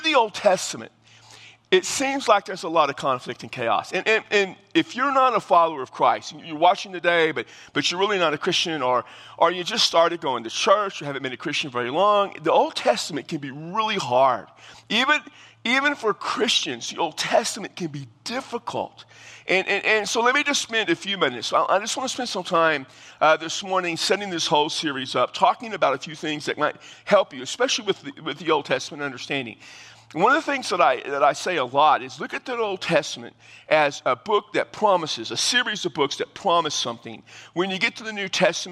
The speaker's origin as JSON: {"language": "English", "region": "Texas", "country": "United States", "tie": "born or raised there", "said": "growing up in Texas"}